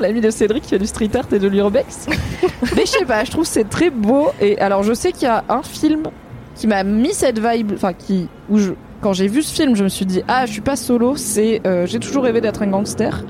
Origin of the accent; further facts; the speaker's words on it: Drôme, Auvergne-Rhône-Alpes, France; j'ai grandi dans la Drôme au sud de Lyon